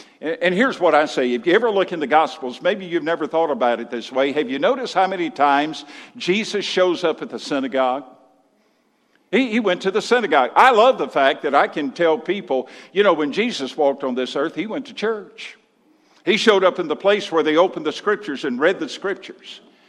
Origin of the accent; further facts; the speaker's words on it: Mississippi, United States; I came from Mississippi 26 years ago. And in Mississippi, we had a statement when we were surprised or astonished by something.